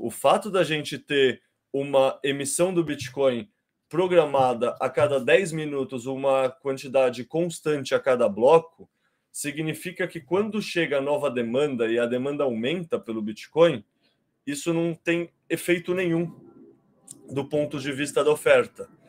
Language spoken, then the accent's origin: Portuguese; Brazil; Eu tenho um sotaque diferente, né? Eu sou brasileiro, eu não sou português